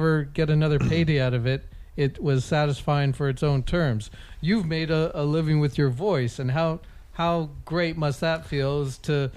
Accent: Calgary, Alberta, Canada; moved away as an adult; now in Dublin, Ireland; born and raised in Calgary

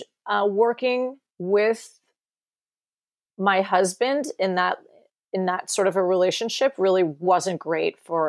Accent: New York, United States; moved away as an adult; also born or lived in Marin County, California; now in California, United States; I grew up in New York and I came to California when I turned 18

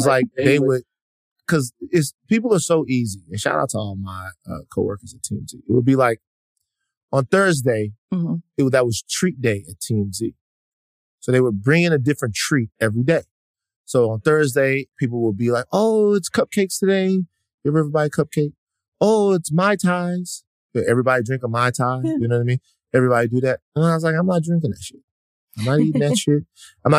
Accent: Louisiana, United States; now in Los Angeles, United States; I'm from Louisiana

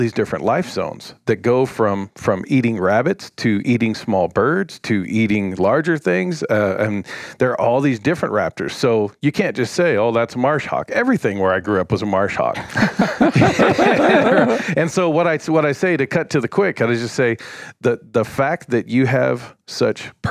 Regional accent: Bakersfield, California, United States; moved away; I grew up outside of Bakersfield, California

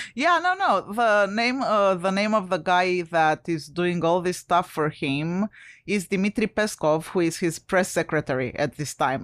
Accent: Romania; English is a second language; moved away; I'm originally from Romania.

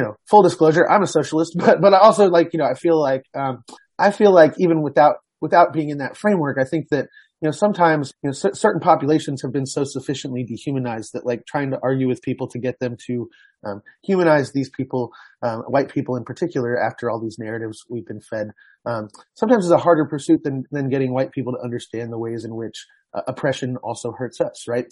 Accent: Houston, Texas, United States; Houston as uh, it's my hometown

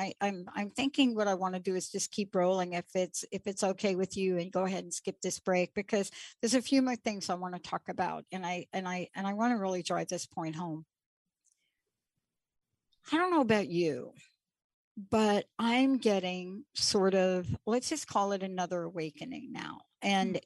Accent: New York, United States; born or raised there

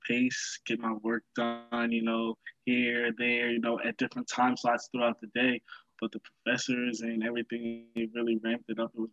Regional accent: Baltimore, Maryland, United States; I'm from Baltimore, Maryland.

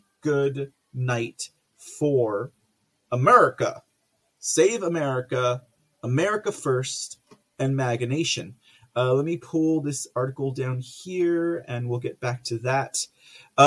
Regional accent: San Antonio, Texas, United States; here in my hometown of San Antonio

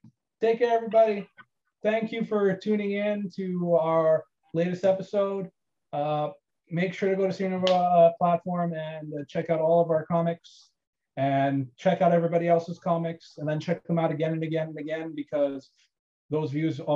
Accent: Canada; as a Canadian, I appreciate it even more.

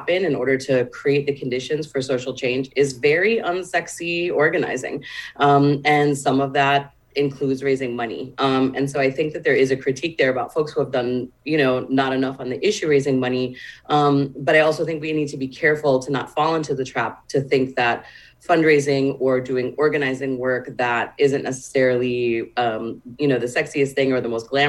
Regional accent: Wisconsin, United States; moved away; also born or lived in Texas; I'm from Wisconsin. I've lived in a lot of blue states

